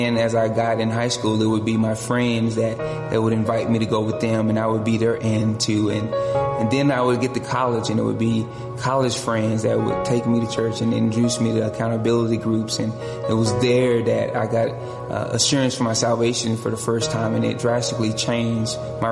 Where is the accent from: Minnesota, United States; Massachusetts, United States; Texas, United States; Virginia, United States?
Texas, United States; Dallas; I grew up in South Oak Cliff, which is a part of Dallas-Fort Worth area